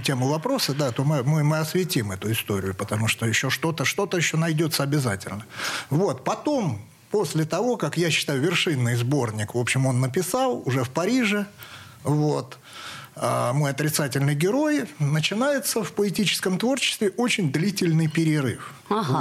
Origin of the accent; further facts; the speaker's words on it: Saratov, Saratov Oblast, Russia; я из Саратова